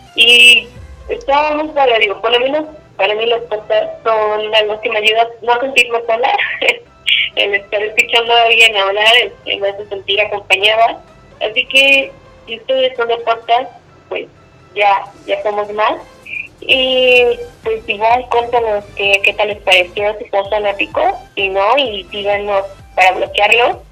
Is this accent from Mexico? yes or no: yes; Mexico; uno como mexicano